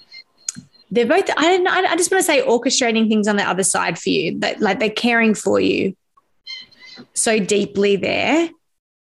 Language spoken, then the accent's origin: English; Sydney, New South Wales, Australia; I grew up in the northwest, the hills